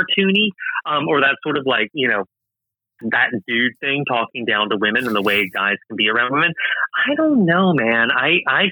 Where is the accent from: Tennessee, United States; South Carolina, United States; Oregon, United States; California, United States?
South Carolina, United States; I'm from South Carolina. I recognize my people in there